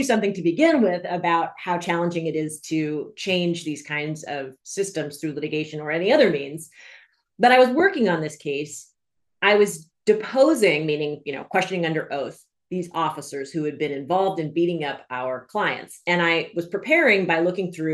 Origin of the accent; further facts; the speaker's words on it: Washington, District of Columbia, United States; moved away as an adult; also born or lived in New England / New York; now in California, United States; I grew up in Washington, D.C.